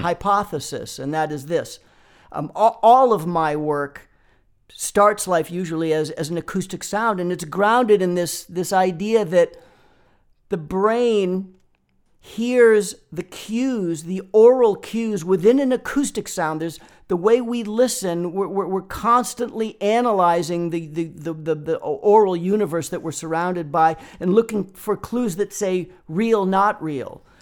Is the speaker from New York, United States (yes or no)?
no; Boston, Massachusetts, United States; moved away as an adult; now in Los Angeles, United States; I grew up in Boston, Massachusetts